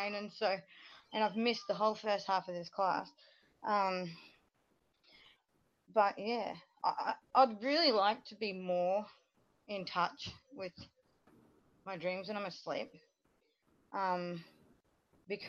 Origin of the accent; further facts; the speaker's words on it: Australia; I'm from Australia